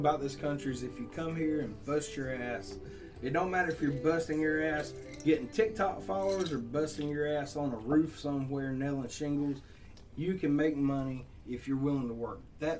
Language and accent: English; Jeff Davis County, Southeast Georgia, United States; we had one school where I grew up in Jeff Davis County. We had one primary, one elementary, one middle school, one high school.